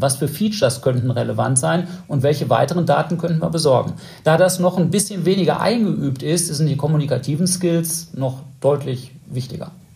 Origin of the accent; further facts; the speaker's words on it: North Rhine-Westphalia, Germany; für mich als Westfale